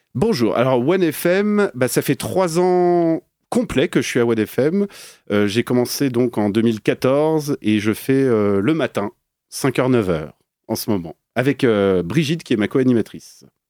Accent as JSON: {"language": "French", "town": "Paris", "region": "Île-de-France", "country": "France", "also_born_or_lived": "Belgium", "moved": "as an adult", "lives_now": "Geneva, Switzerland", "said": "je suis parisien"}